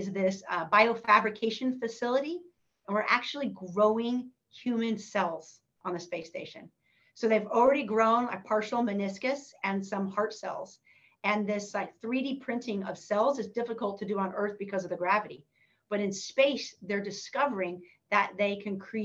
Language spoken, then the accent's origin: English; Northern California, United States; growing up in Northern California